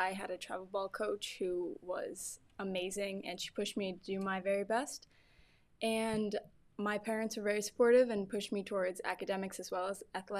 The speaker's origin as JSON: {"language": "English", "region": "upstate New York", "country": "United States", "said": "I am actually from New York, upstate New York to be more specific. I've grown up in a really athletic family"}